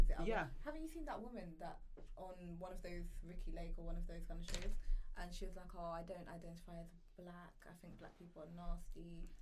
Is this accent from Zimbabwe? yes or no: no; Kingston, Kingston Parish, Jamaica; I come from Kingston.